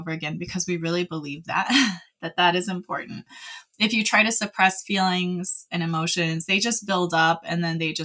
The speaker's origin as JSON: {"language": "English", "region": "California", "country": "United States", "tie": "born or raised there", "moved": "as an adult", "lives_now": "Utah, United States", "said": "I spent most of my life in California"}